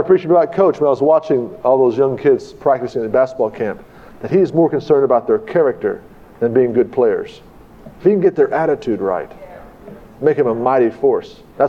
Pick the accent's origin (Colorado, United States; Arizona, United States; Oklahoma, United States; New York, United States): Oklahoma, United States; Tulsa; I came from Tulsa, and I got the cart ahead of the horse.